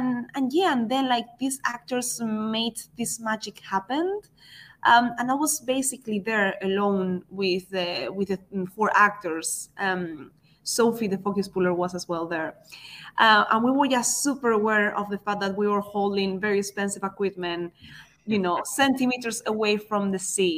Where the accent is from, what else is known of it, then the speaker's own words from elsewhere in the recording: Spain; now in United Kingdom; I was still from Spain